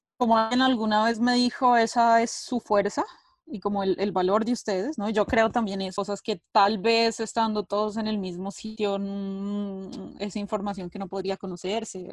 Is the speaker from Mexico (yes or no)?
no; Colombia; now in Italy; soy de Colombia, eh, vivo en Italia hace ya bastante tiempo